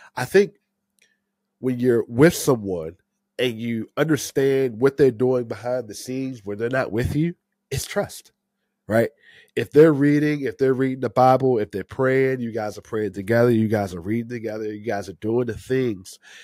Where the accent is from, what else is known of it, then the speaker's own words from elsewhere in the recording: Maryland area, United States; I've been here my whole life, uh, born and raised in the Maryland area